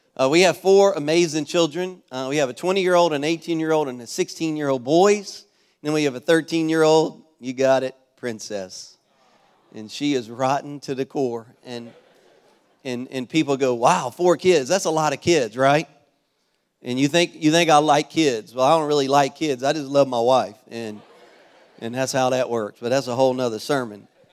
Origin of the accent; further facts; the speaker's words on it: Louisiana, United States; now in Florida, United States; I'm originally from Louisiana